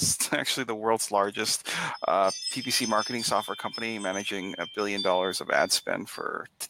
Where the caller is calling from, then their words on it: Boston, Massachusetts, United States; Back Bay in Boston.